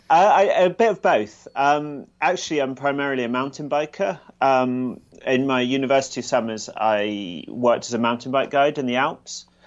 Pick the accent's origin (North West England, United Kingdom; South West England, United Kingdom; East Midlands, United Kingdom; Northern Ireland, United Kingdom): South West England, United Kingdom; Gloucestershire; also born or lived in London; now in Edinburgh, United Kingdom; I was, uh, born in London and grew up in Gloucestershire in the south of the U K. And now I live in Edinburgh, Scotland